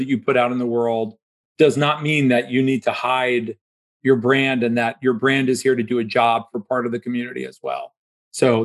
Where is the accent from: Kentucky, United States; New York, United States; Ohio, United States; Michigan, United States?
Ohio, United States; Dayton; moved away as an adult; also born or lived in Pittsburgh, Pennsylvania; now in Florida, United States; I grew up in Dayton, Ohio